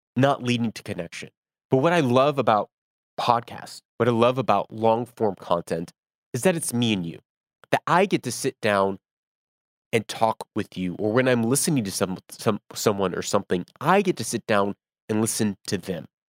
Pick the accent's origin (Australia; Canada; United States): United States; moved away; I do not live in America. I am American.